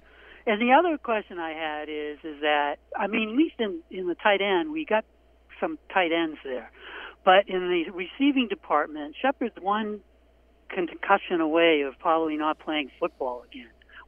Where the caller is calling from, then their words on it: Portland, Maine, United States; from Portland, Maine.